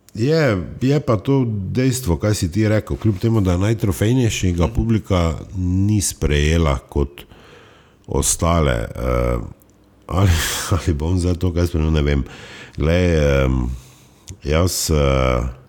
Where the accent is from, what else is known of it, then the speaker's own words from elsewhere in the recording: Styria, Slovenia; Štajerci smo